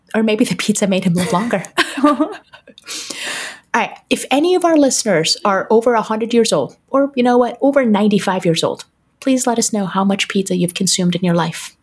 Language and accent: English; Detroit, Michigan, United States; born or raised there